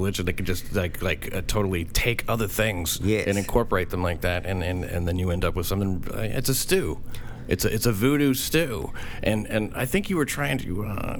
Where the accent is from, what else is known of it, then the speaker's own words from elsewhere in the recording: Southern United States, United States; then I'm from the South.